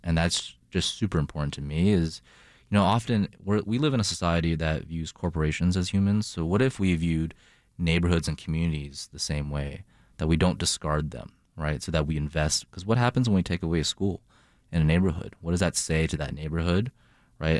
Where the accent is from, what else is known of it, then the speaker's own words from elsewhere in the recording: Boston, Massachusetts, United States; moved away as an adult; also born or lived in China / Toronto, Canada; now in Chicago, United States; I grew up in China, spent a minute in Toronto, and grew up, uh, in my childhood in Boston.